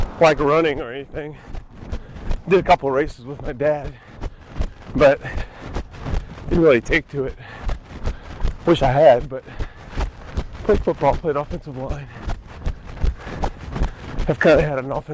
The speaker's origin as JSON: {"language": "English", "town": "Norco", "region": "Louisiana", "country": "United States", "tie": "born or raised there"}